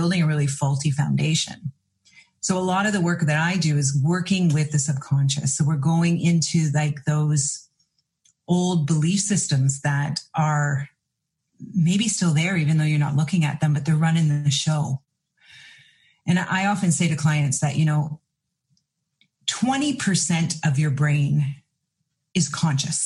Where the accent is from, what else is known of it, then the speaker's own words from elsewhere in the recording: Canada; In Canada, I'm from Canada